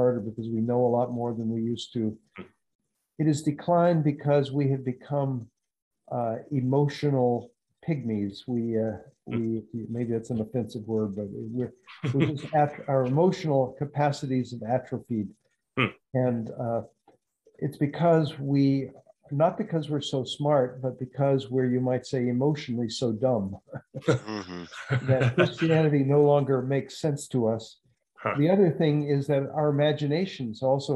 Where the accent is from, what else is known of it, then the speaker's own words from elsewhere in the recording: the South, United States; moved away as an adult; I grew up in the South